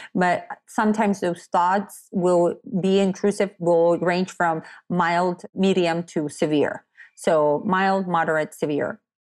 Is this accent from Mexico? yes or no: yes; Tecate, Baja California, Mexico; also born or lived in San Diego, California; now in Fallbrook, United States; I'm from Tecate.